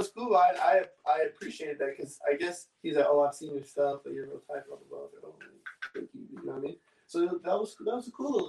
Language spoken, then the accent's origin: English; Oxnard, California, United States; I'm from Oxnard